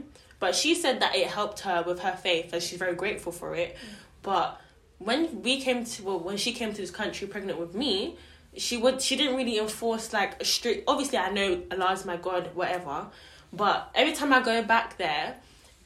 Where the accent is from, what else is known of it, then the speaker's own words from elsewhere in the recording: England, United Kingdom; I'm not from Uganda. I'm from England.